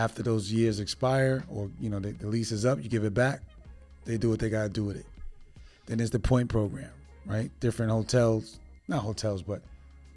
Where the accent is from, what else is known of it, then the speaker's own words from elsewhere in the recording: New York City, New York, United States; moved away; I'm originally from New York City